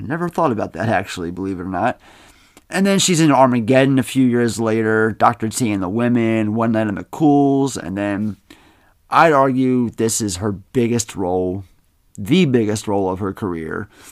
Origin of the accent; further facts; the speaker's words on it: Baltimore, Maryland, United States; I'm from Baltimore